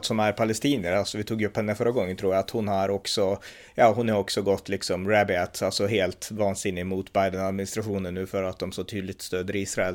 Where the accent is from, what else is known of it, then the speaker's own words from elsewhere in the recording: Sweden; moved away; vi svenskar är måltavlor